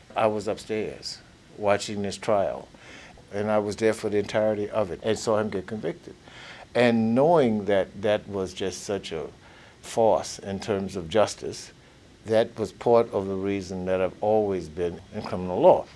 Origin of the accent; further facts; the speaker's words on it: Plaquemine, Louisiana, United States; I grew up in Plaquemine from the late 40s through the 50s through the 60s